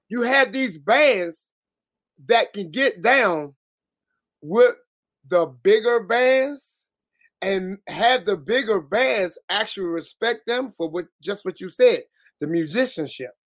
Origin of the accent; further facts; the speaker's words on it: Washington, District of Columbia, United States; from Southeast too. Southeast DC, Congress Park boy